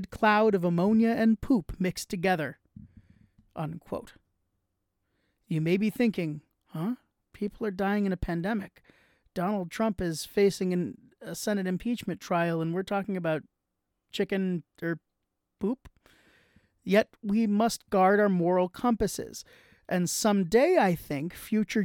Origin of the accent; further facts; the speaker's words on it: New York, United States; being a New Yorker myself